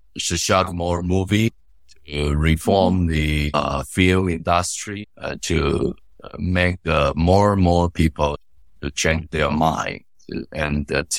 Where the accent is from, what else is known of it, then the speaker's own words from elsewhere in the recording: Taipei, Taiwan; I grew up in Taipei in a very ordinary family.